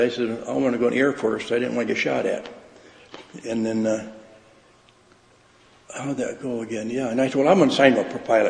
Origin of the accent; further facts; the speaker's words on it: Byron Center, Michigan, United States; I was born basically right in Byron Center here.